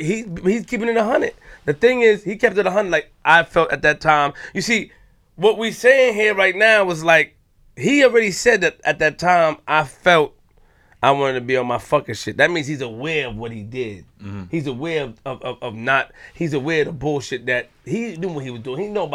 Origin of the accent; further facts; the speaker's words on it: New York, United States; I'm from Linden the Far. I'm from North Side. Okay. I'm from Linden the Far.